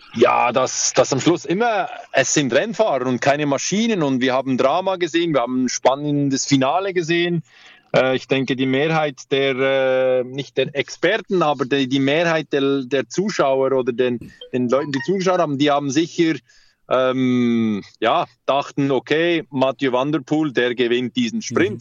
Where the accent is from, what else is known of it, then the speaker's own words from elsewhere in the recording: Switzerland; bei uns in der Schweiz